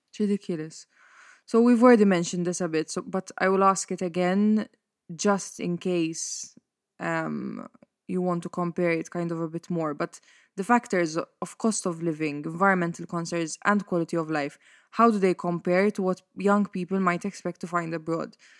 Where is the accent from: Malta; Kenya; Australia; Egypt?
Malta; Mosta; when I stay at my parents' house in Mosta, which is my hometown, and also the house that I grew up